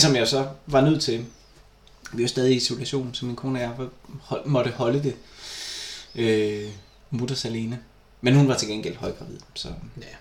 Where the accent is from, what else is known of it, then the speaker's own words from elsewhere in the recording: Vejle, Southern Denmark, Denmark; moved away; jeg var flyttet fra Vejle